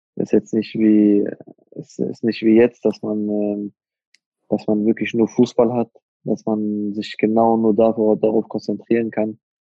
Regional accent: Iserlohn, North Rhine-Westphalia, Germany; also born or lived in Hagen-Hohenlimburg; ich bin in Hohenlimburg geboren, ja, Hagen Hohenlimburg geboren, aber gelebt habe ich immer in Iserlohn. Also da bin ich dann aufgewachsen.

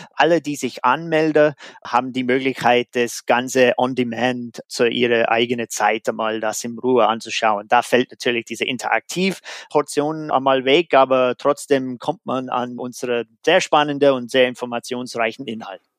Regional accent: United States; German is a second language; moved away; in Amerika, da wo ich herkomme

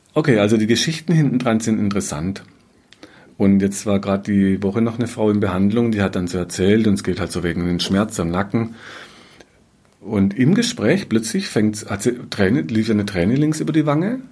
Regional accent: Black Forest, Baden-Württemberg, Germany; bei uns im Schwarzwald

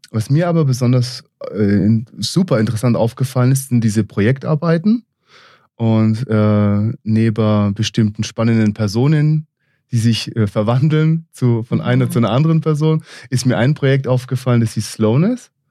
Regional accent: Israel; moved away as an adult; also born or lived in United States; geboren und aufgewachsen in Israel, mit 20 Jahren in die USA gegangen, den Bachelor an der East Coast in New York gemacht, den Master in San Francisco

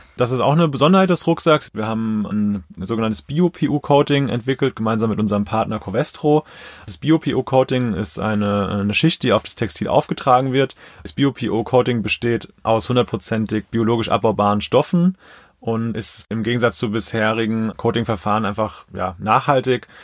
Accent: Mainz, Rhineland-Palatinate, Germany; now in Zornheim, Germany; Mainz ist für mich ist einfach meine Heimat, wo ich einfach total verwurzelt bin

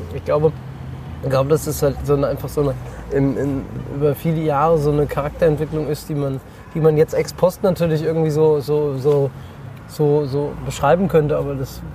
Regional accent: Roßdorf, Hesse, Germany; also born or lived in Frankfurt / Erfurt; Rostorf dazu, wo ich herkomme

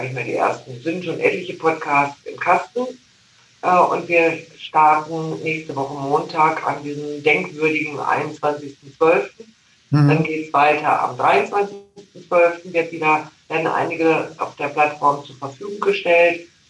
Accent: North Rhine-Westphalia, Germany; now in Lake Constance, Germany; ich bin ja in Nordrhein-Westfalen groß geworden

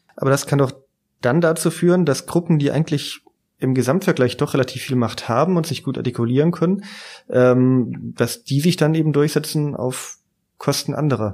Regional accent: Baden-Württemberg, Germany; moved away; ich bin im Südwesten aufgewachsen.

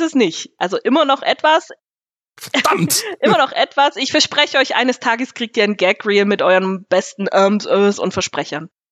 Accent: Nersingen, Bavaria, Germany; Ich komme hier aus der Gemeinde Nersingen.

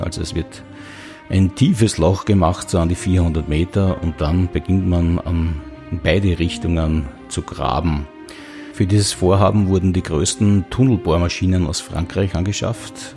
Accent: Austria; der Semmering-Bass, der eigentlich in der Nähe meiner Heimat liegt, zwischen Niederösterreich und der Steiermark das Grenzgebirge bildet

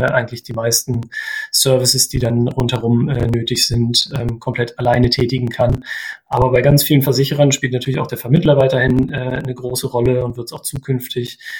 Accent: Osterode am Harz, Lower Saxony, Germany; moved away; ich komme äh, ursprünglich aus Osterode

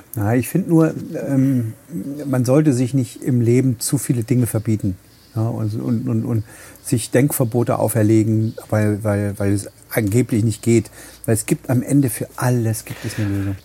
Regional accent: Halle, Saxony-Anhalt, Germany; also born or lived in Hamburg; now in Plau am See, Germany; ich in Halle geboren bin

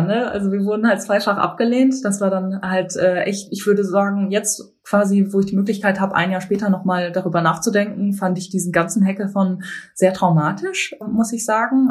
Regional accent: Bielefeld, North Rhine-Westphalia, Germany; moved away as an adult; now in Berlin, Germany; Ich bin äh, in Bielefeld aufgewachsen

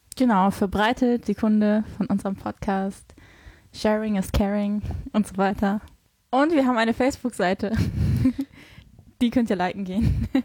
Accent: Hamburg, Germany; ich komme eigentlich aus Hamburg

